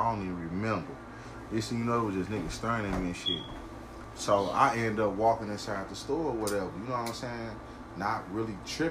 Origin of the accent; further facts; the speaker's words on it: the South, United States; I'm like, bro, I'm from the South, bro. They're like, what? I'm like, nigga, I'm from the South, nigga.